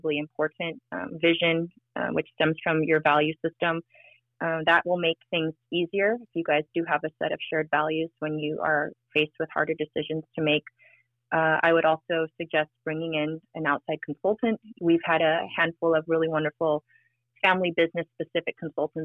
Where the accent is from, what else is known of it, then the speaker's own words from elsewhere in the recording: Maui, Hawaii, United States; I was born and raised on Maui.